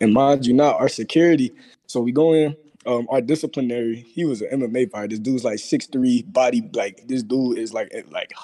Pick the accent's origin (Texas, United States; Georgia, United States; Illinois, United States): Texas, United States; now in Pennsylvania, United States; I'm from Texas, but I moved to Pennsylvania.